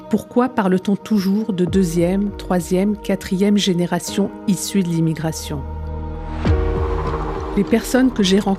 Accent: France; journaliste à RFI, née en France de parents algériens

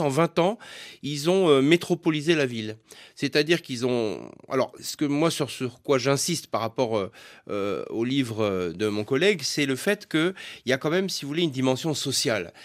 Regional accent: Lorraine, Grand Est, France; moved away as an adult; now in Bordeaux, France; je suis né et j'ai habité 20 ans en Lorraine

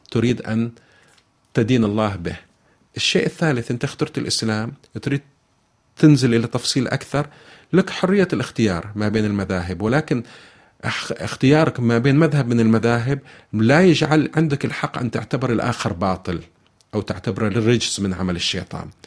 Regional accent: Saudi Arabia; أنا بالتوصيف سني وهي آه، عفوا شيعي وهي سنية أنا بالتوصيف سعودي وهي مغربية أنا بالتوصيف عربي وهي أمازيغية

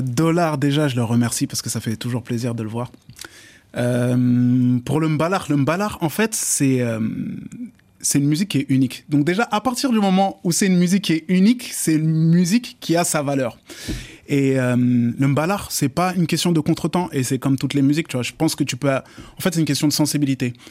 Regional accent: Paris, Île-de-France, France; also born or lived in Dakar, Senegal / Casamance, Senegal; J'ai grandi sur Paris.

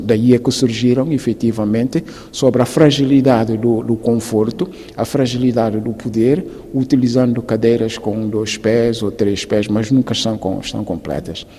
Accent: Guinea-Bissau; moved away

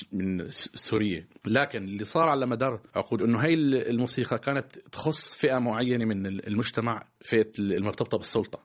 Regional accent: Palestine; also born or lived in Syria; now in France; أنا كفلسطيني

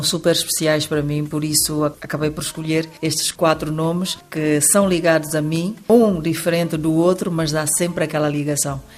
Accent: Guinea-Bissau

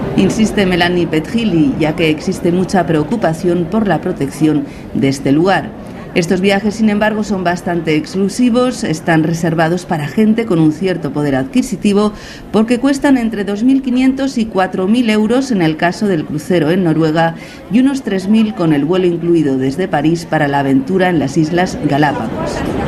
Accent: Sardinia, Italy; Nosotros somos una familia de Cerdeña

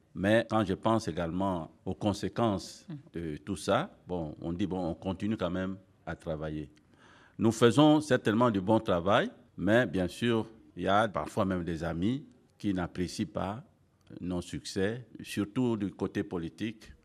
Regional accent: DR Congo; ici chez nous en RDC

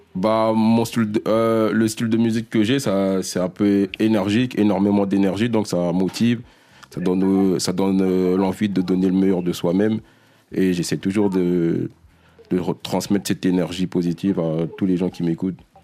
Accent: DR Congo; moi, je suis congolais, je suis africain

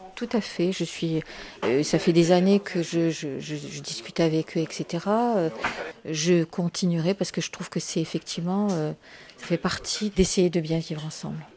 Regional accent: Algeria; now in France; je suis née en Algérie, j'ai vécu huit ans de guerre en Algérie

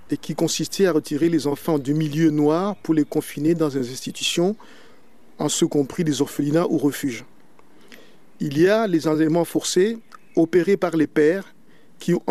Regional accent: Belgium; Euh, je suis belge euh, d'origine congolaise. Je vis en Belgique depuis 1979.

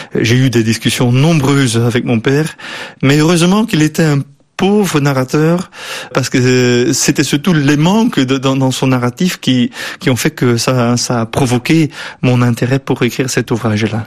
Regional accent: Bruges, Flanders, Belgium; accent: West Flemish; French is a second language; moved away as an adult; also born or lived in England / Netherlands; now in Brussels, Belgium; on vient de la même région, on vient de la Flandre occidentale avec cet accent euh, qui lui est là et moi aussi

